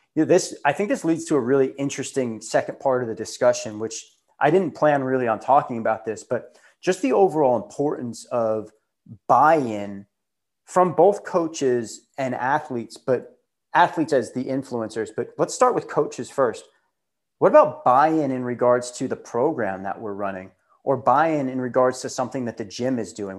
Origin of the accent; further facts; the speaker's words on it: Long Island, New York, United States; I grew up on Long Island, and that's where I started my CrossFit